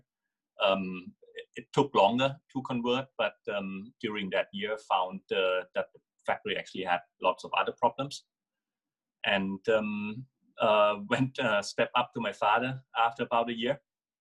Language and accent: English; Thailand; also born or lived in Germany; I grew up in Thailand.